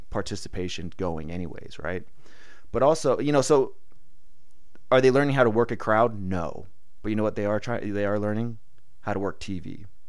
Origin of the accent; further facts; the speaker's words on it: San Diego, California, United States; I grew up not knowing not knowing seasons because I'm from San Diego